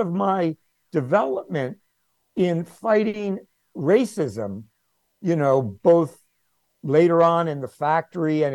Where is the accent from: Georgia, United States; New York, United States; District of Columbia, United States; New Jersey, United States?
District of Columbia, United States; Washington; I grew up in Washington, D.C. in the 1950s.